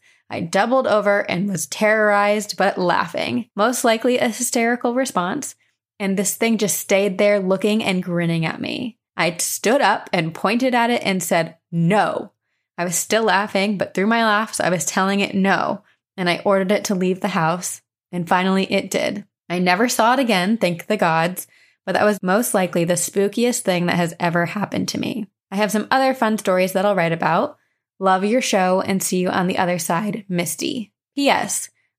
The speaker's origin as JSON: {"language": "English", "region": "Texas", "country": "United States", "also_born_or_lived": "Louisiana", "said": "We're from Texas, but have lived most of my kids' life in Louisiana, and yes, that state is just as haunted as you would think. Now I live up north, and I am adjusting."}